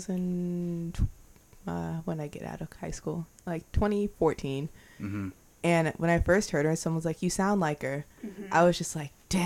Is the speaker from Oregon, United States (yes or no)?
yes; Beaverton, Oregon, United States; I'm from Beaverton, like, I'm not from the hood